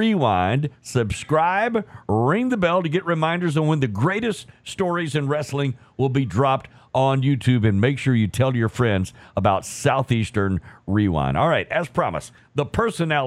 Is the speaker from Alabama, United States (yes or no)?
yes; Dothan, Alabama, United States; my hometown, Dothan, Alabama